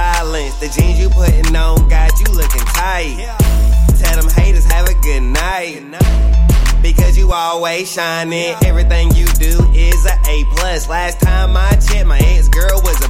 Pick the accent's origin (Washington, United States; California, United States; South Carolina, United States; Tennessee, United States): South Carolina, United States; Spartanburg; I'm from Spartanburg